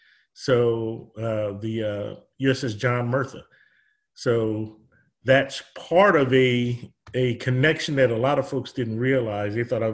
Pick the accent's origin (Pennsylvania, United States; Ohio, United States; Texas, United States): Pennsylvania, United States; Chester; moved away; I'm from Chester, Pennsylvania, originally.